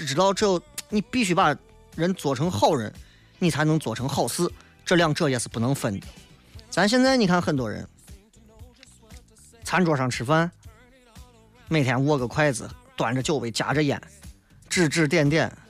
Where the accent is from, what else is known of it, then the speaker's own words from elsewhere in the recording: China; 作为中国的老祖宗留下来的东西，我觉得我们中国人还是抓住了一些。